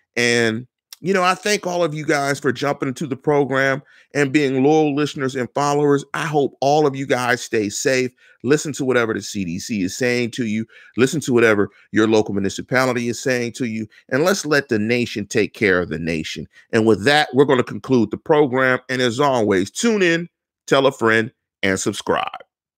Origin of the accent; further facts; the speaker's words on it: Pittsburgh, Pennsylvania, United States; I'm from Allegheny County, I'm from the north side